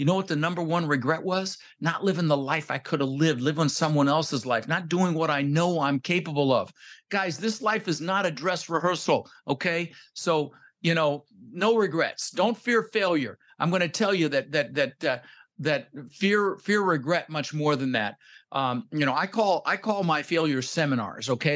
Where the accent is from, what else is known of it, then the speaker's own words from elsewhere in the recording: Denver, Colorado, United States; also born or lived in Netherlands; I was born in the Netherlands. You know, think wooden shoes, windmills, Holland. Um, immigrated when I was six years old with my brother Albert and my mother Zvonta, and we ended up in Denver, Colorado